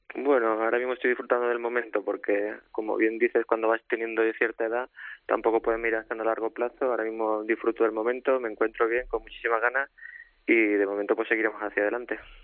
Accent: Córdoba, Andalusia, Spain; moved away; yo siendo cordobés

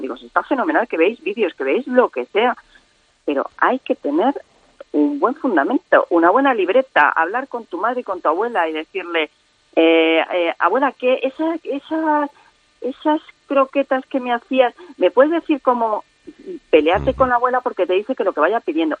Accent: Cuenca, Castilla-La Mancha, Spain; el morteruelo de mi tierra

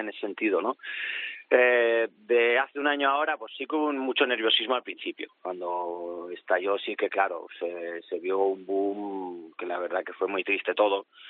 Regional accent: Spain; moved away as an adult; now in Poland; yo creo que soy más polaco ya que más español

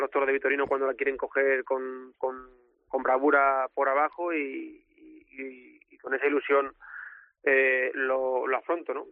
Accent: Olivenza, Extremadura, Spain; La feria de mi tierra

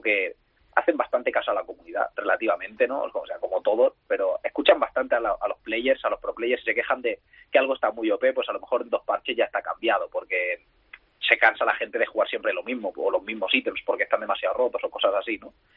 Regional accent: Barcelona, Catalonia, Spain; Soy de Barcelona.

